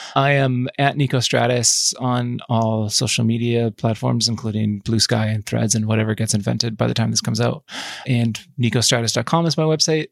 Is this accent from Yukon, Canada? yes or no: yes; Yukon, Canada; my experience growing up in the Yukon